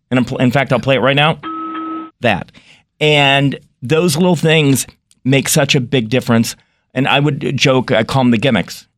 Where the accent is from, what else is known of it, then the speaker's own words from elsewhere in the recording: North Carolina, United States; moved away; I grew up in North Carolina, but my family was in Connecticut